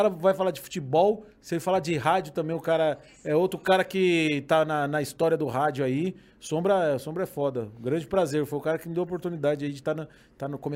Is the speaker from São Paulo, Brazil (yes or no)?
no; Curitiba, Paraná, Brazil; Eu sou de Curitiba, né?